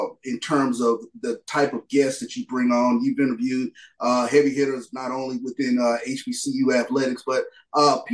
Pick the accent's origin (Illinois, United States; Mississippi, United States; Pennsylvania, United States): Mississippi, United States; Growing up in Mississippi